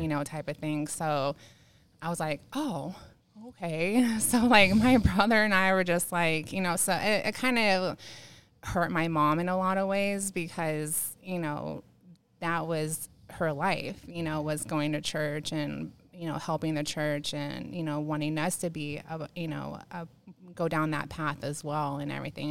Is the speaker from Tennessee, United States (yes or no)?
no; San Diego, California, United States; now in Banning, United States; I grew up in, I'm born and raised in San Diego